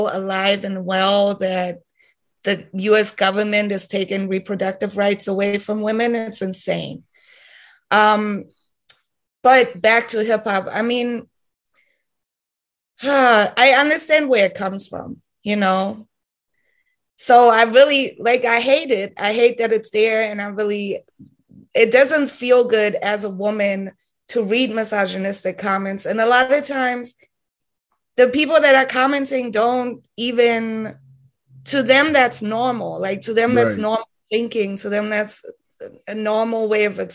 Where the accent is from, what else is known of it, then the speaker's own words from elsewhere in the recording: Heidelberg, Baden-Württemberg, Germany; moved away as an adult; now in Berlin, Germany; originally I'm from Heidelberg, Germany